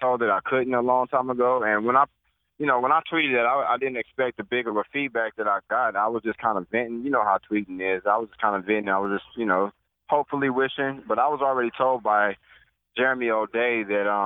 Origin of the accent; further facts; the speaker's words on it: Nebraska, United States; also born or lived in Regina, Saskatchewan; now in Austin, United States; I'm from Nebraska, so I was raised in a lot of snow.